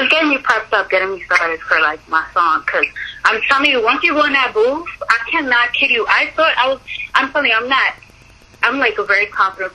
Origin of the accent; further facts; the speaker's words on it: New York, United States; I'm from New York